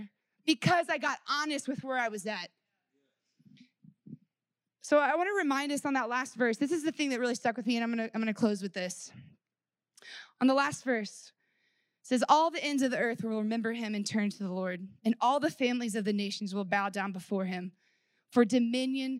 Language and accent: English; Texas, United States; I grew up in Texas, and I grew up in the Bible Belt